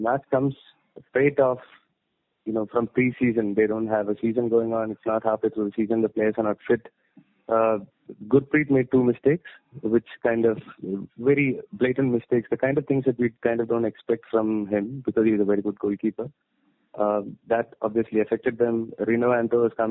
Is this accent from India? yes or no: yes; Kerala, India; moved away; also born or lived in Bangalore; I'm from Kerala, but I was in Bangalore.